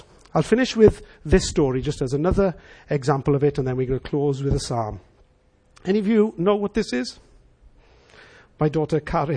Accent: Wales, United Kingdom; as Welsh people

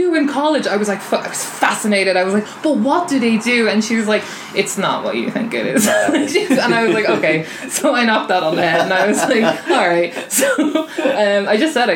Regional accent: Dublin, Leinster, Ireland; also born or lived in Enfield, Meath; I originally grew up in Blanchardstown, and it was only when I moved to Enfield

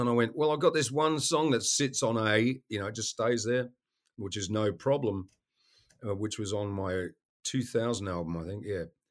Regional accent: Western Australia, Australia; moved away as an adult; also born or lived in Melbourne, Australia; now in United States; I grew up in Western Australia

